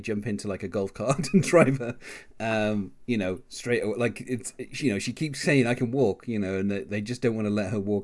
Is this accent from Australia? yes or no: no; England, United Kingdom; as an Englishman myself